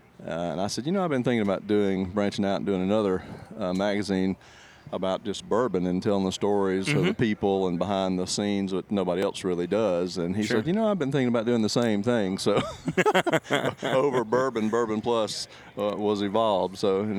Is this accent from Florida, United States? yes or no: no; Alabama, United States; So I'm from South Alabama, and grew up in the hunting world